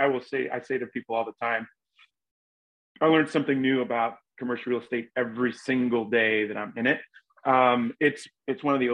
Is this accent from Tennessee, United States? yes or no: no; Charleston, South Carolina, United States; moved away as an adult; now in Chicago, United States; I'm originally from Charleston, South Carolina. And I was born and raised there, went to college there